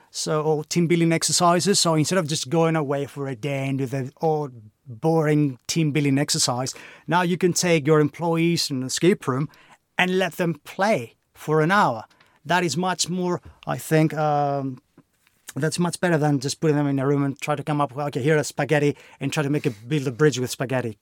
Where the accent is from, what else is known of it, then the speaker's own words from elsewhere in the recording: Greece; moved away as an adult; now in United Kingdom; as you can probably tell by my accent, I'm not from the U K, I'm Greek.